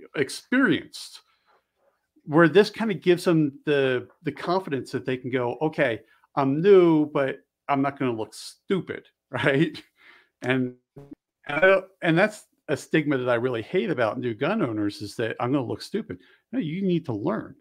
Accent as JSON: {"language": "English", "town": "Bensalem", "region": "Pennsylvania", "country": "United States", "tie": "born or raised there", "also_born_or_lived": "Delaware / Maryland", "moved": "yes", "said": "I grew up just across the river over in, um, just north of Philly"}